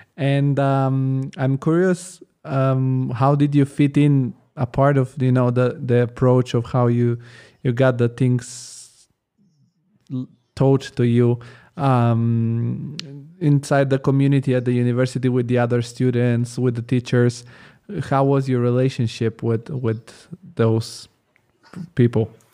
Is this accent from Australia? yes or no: no; Italy; moved away as an adult; now in Germany; I grew up in Italy